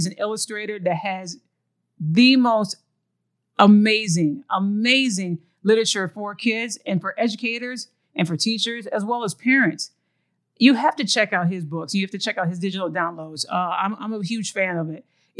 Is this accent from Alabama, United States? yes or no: no; Lansing, Michigan, United States; From the state that I'm originally from Lansing, Michigan, East Lansing area, when your state is shaped as a mitten, that's what it does. It celebrates all four seasons.